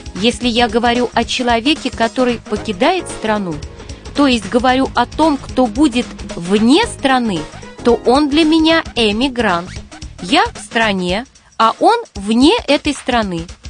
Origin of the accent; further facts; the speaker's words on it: Russia; я, как россиянка